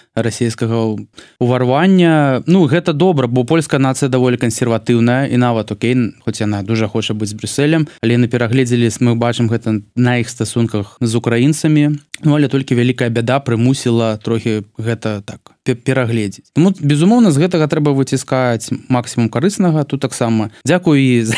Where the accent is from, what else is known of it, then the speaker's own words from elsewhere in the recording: Belarus; moved away; я з чарнобыльской зоны